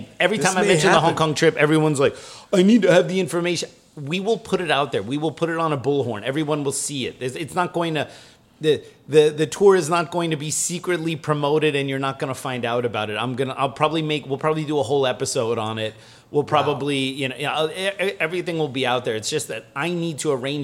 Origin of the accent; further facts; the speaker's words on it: United States; moved away; also born or lived in Germany; as an American